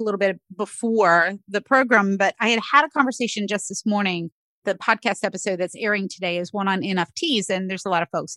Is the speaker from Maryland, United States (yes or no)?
no; North Carolina, United States; now in Pennsylvania, United States; where I grew up in North Carolina